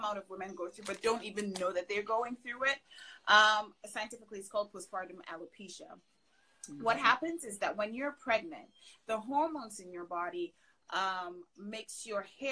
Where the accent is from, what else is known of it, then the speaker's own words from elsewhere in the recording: Ghana; moved away as an adult; also born or lived in Canada; now in United States; I'm originally from Ghana in West Africa. Grew up there, and then I moved to Canada for college.